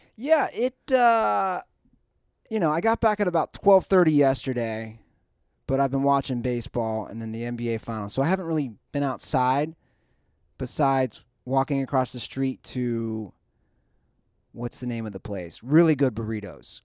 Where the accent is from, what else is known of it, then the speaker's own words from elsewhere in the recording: Cincinnati, Ohio, United States; now in Los Angeles, United States; my hometown Reds